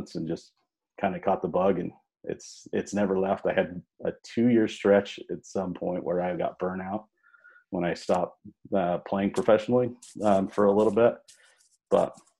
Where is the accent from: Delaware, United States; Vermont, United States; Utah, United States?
Utah, United States; Salt Lake Valley; Born and raised in Utah, born and raised in Salt Lake Valley